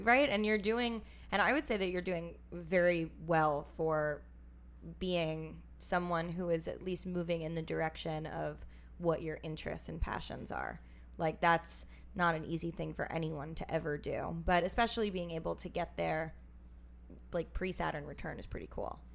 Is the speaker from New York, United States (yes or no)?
yes; New York City, New York, United States; also born or lived in Minnesota / Los Angeles; I'm from New York City